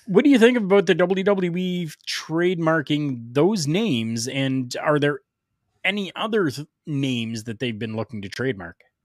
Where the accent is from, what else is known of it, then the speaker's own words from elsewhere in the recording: Canada; here in my hometown